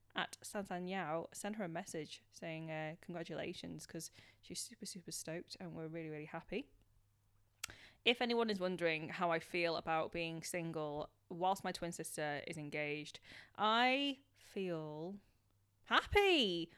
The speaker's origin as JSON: {"language": "English", "country": "United Kingdom", "tie": "born or raised there", "said": "being British born Chinese"}